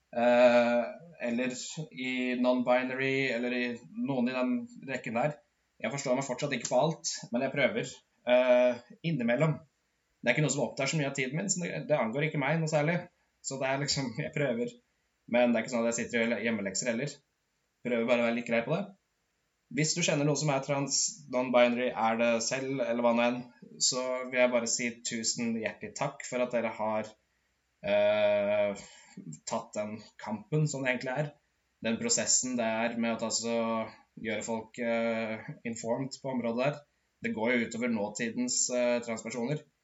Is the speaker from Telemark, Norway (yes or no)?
no; Modum, Buskerud, Norway; Jeg er fra et bitte lite sted i, som heter Modum, der jeg vokste opp